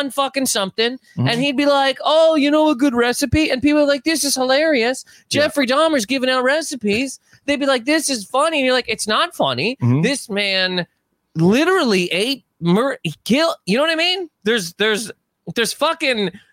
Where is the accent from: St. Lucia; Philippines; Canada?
Canada; moved away as an adult; now in United States; I'm Canadian.